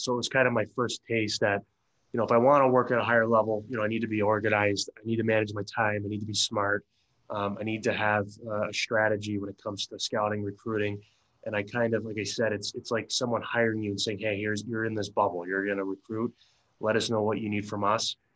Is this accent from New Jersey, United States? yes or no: yes; Bergen County, New Jersey, United States; I grew up in New Jersey, uh, in North Jersey. It was it's about uh, probably you know on, with traffic, forty five minutes from uh, New York City. Uh, Bergen County area